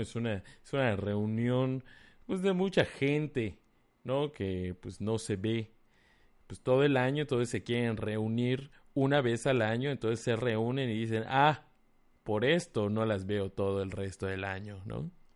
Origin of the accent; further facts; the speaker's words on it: Mérida, Yucatán, Mexico; de Mérida, Yucatán